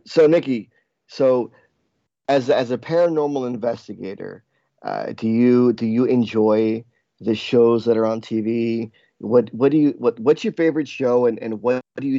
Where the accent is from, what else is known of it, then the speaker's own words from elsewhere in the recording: New Jersey, United States; also born or lived in New York; growing up in New Jersey